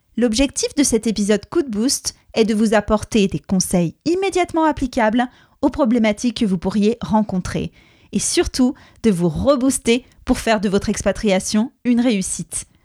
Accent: France; also born or lived in England; now in United Kingdom; je suis française. On parle français à la maison, mes parents sont portugais

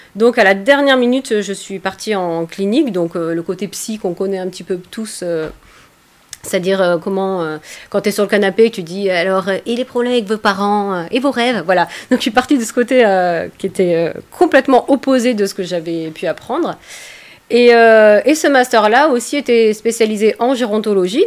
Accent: Provence-Alpes-Côte d'Azur, France; je viens des Alpes-Maritimes

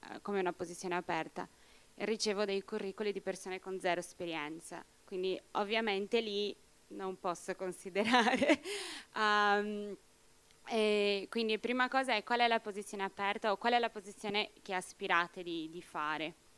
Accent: Brazil; now in Italy; Io sono brasiliana

